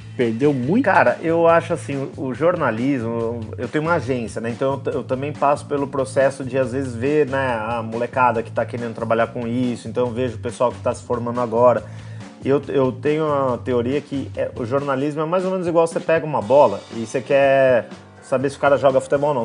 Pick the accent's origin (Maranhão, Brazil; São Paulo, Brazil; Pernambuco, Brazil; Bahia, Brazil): São Paulo, Brazil; interior of; sou do, do interior de São Paulo